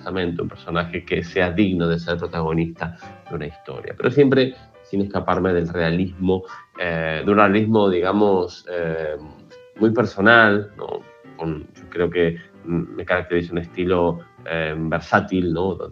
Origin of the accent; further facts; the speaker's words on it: Argentina; now in Barcelona, Spain; eh, soy un escritor argentino que bueno, reside en Barcelona hace casi 20 años